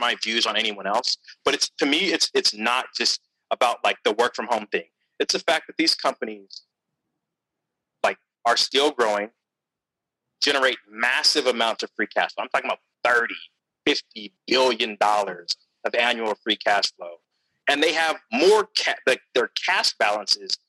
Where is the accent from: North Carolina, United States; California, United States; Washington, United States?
California, United States; Stockton; I'm from Stockton, California, 209